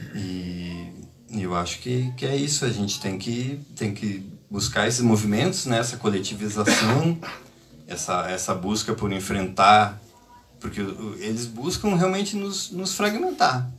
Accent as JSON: {"language": "Portuguese", "country": "Brazil", "moved": "as an adult", "lives_now": "Lisbon, Portugal", "said": "Eu, eu sou do Brasil"}